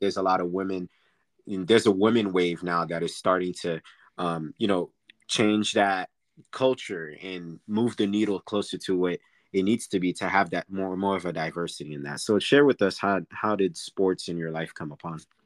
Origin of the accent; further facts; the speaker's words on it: Orlando, Florida, United States; I'm located in Orlando, which is my hometown